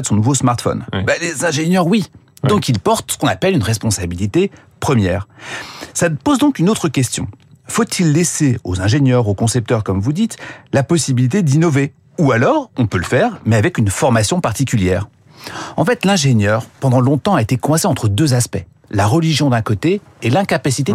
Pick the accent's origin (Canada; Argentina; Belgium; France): France